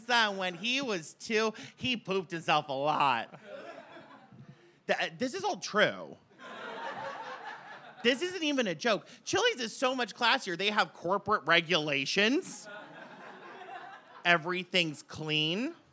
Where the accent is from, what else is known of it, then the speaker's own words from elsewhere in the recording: Framingham, Massachusetts, United States; I'm from Framingham. Our local dive bar is this place called the Sports Pub, and my mother hangs out there.